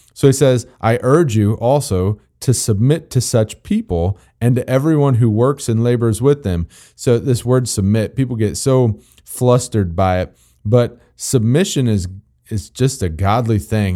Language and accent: English; Missouri, United States; I'm from Missouri